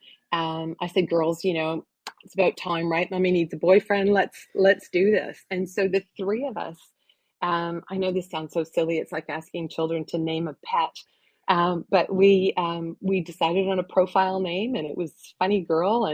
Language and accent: English; Oshawa, Ontario, Canada; I grew up in Oshawa, Ontario